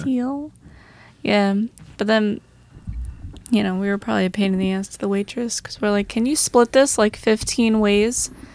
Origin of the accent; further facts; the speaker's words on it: Long Island, New York, United States; we're from Long Island